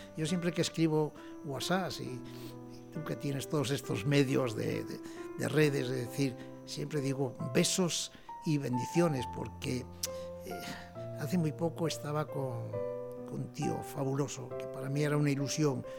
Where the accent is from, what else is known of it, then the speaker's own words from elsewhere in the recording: Asturias, Spain; moved away; mi pueblo, allá en aquellas Asturias